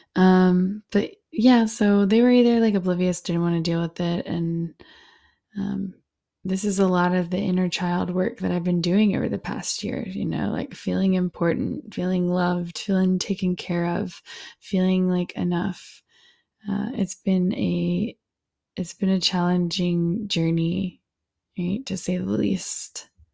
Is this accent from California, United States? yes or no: no; Alamance County, North Carolina, United States; I come from Alamance County, North Carolina